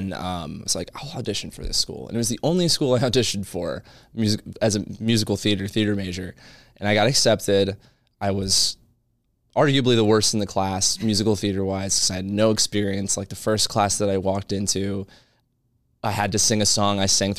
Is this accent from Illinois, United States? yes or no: no; Maryland, United States; So yeah, I'm a boy from Maryland.